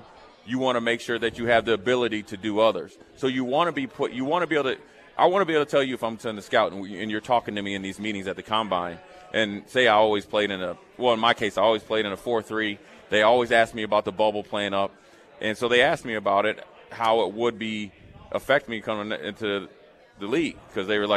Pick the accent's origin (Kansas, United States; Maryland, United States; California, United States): Maryland, United States; Frederick; moved away; also born or lived in Nebraska; I'm from Frederick, Maryland, went to University of Nebraska, linebacker